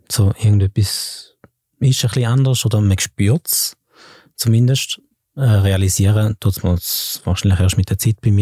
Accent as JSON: {"language": "German", "town": "Flawil", "region": "St. Gallen", "country": "Switzerland", "tie": "born or raised there", "said": "im Kraftort in Flawil, wo ich aufgewachsen bin"}